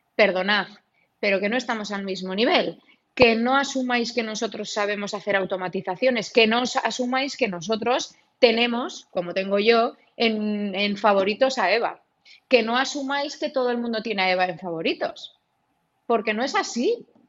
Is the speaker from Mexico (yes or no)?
no; Gipuzkoa, Basque Country, Spain; en mi pueblo, como para no verlo eh, a nivel guipuzcoano y como para no verlo a nivel del País Vasco, que ya sabemos cómo somos todos